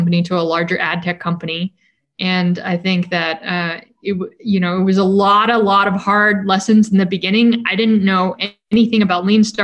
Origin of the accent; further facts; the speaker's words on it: San Francisco Bay Area, California, United States; When I was in high school, I grew up in the San Francisco Bay Area